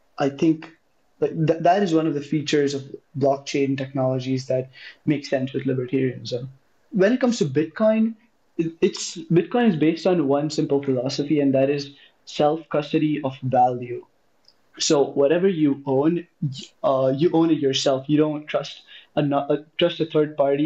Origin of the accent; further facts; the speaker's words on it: India; moved away as an adult; I'm from India. I was doing high school in India